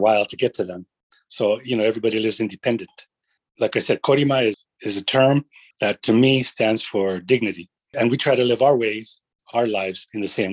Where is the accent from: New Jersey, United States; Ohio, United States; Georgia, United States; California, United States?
California, United States; I grew up in California